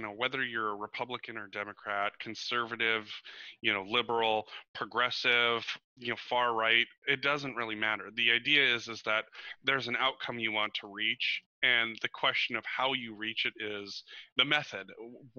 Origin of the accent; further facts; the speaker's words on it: Montana, United States; growing up in Montana, where I always considered myself a conservationist